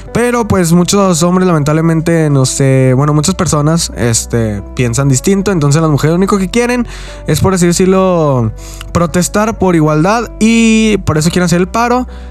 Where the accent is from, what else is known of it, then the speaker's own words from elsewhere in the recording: Mexico; yo soy de aquí de México.